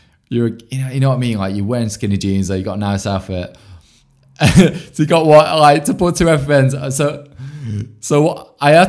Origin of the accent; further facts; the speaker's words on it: Bolton, North West England, United Kingdom; I'm originally from Bolton